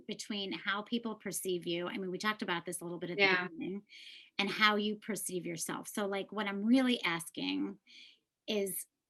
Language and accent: English; Chicago, Illinois, United States; we're both from Chicago.